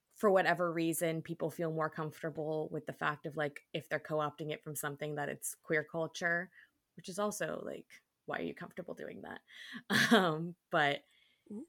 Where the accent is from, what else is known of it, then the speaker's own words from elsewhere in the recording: New York, United States; I am from New York